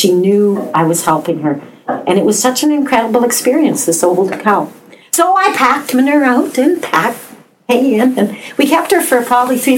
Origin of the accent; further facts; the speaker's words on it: Canada; We are Canadian